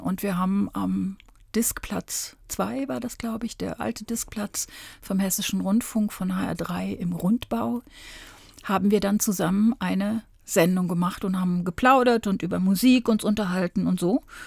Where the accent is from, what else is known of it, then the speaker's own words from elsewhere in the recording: Kassel, Hesse, Germany; moved away; In Kassel, ich komme aus Kassel